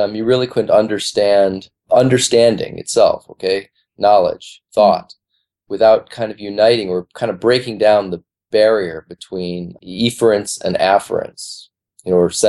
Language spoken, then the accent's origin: English; Chicago, Illinois, United States; moved away as an adult; now in New York, United States; I'm from Chicago because middle school, high school, and where my folks are, Chicago.